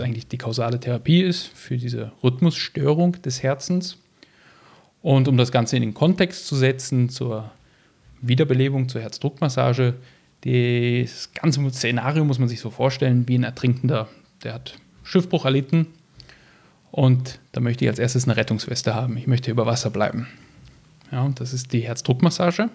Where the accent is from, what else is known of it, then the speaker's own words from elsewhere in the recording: Düsseldorf, North Rhine-Westphalia, Germany; moved away as an adult; now in Graz, Austria; bin geboren worden in Düsseldorf in Deutschland, trage auch einen deutschen Pass.